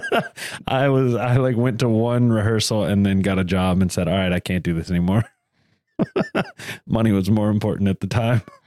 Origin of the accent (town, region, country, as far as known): the South, United States; accent: Southern